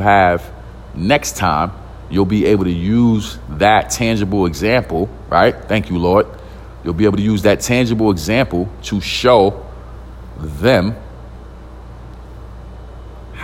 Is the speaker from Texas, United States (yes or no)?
no; New York City, New York, United States; I'm from East New York, Brooklyn. Single parent home, low income housing, not a lot of opportunities coming up